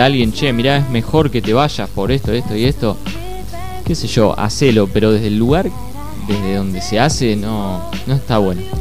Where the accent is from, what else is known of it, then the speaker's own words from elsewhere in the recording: Argentina; Soy argentino, acá me siento cómodo